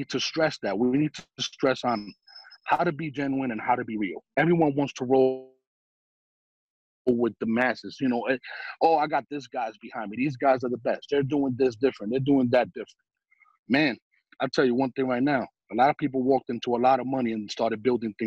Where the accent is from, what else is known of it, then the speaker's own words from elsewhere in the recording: New York, United States; I'm some guy from New York